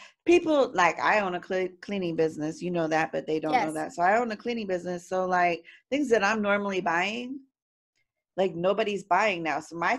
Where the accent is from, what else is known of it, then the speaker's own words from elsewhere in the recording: Florida, United States; Because Floridians, we have to go get a case of beer.